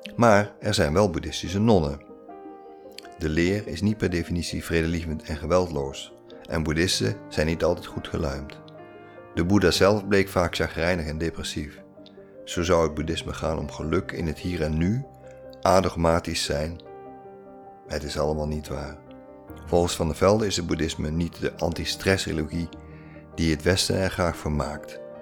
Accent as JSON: {"language": "Dutch", "country": "Netherlands", "said": "wij Nederlanders"}